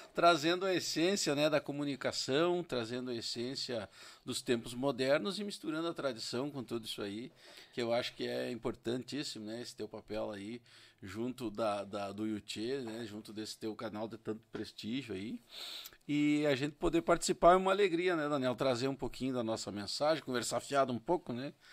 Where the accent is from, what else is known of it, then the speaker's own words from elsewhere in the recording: São Luiz Gonzaga, Rio Grande do Sul, Brazil; Eu sou natural de São Luís Gonzaga